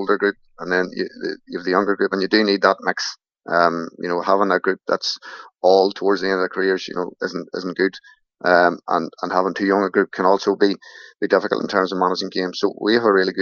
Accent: Newry, Northern Ireland, United Kingdom; I'm from Newry

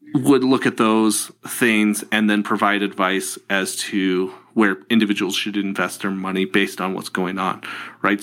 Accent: Tucson, Arizona, United States; also born or lived in California; I grew up in Tucson, Arizona.

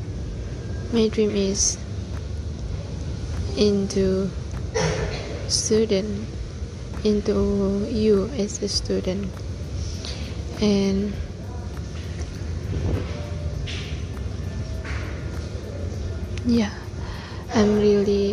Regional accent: Sabah, Malaysia; moved away as an adult; I'm not from here. I'm from Sabah

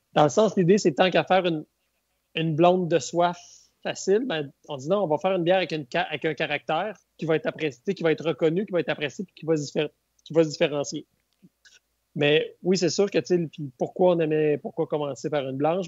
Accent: Bas-Saint-Laurent, Quebec, Canada; moved away as an adult; now in Baie-Comeau, Canada; je suis originaire du Bas-Saint-Laurent.

